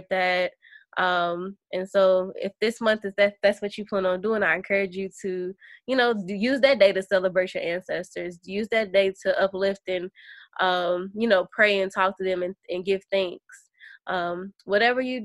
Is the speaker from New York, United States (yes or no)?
no; Kentucky, United States; moved away as an adult; now in San Diego, United States; I'm from Kentucky